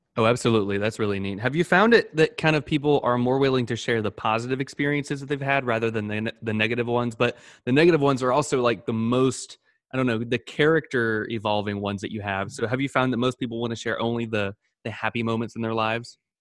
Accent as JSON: {"language": "English", "town": "Panama City", "region": "Florida", "country": "United States", "said": "I'm from Pan, um, Panama City, Florida"}